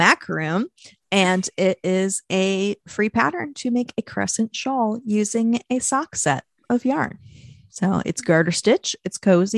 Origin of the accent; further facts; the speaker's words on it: Louisville, Kentucky, United States; Louisville, which is my hometown